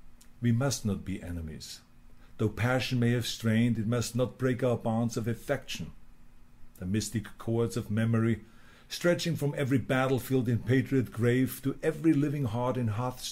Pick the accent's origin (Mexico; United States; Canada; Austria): Austria; accent: Austrian; in my Austrian accent